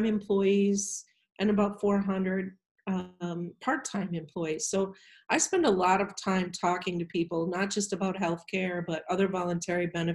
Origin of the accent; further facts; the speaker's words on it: Iowa, United States; moved away as an adult; also born or lived in Minnesota; now in Richfield, United States; I'm originally from Iowa.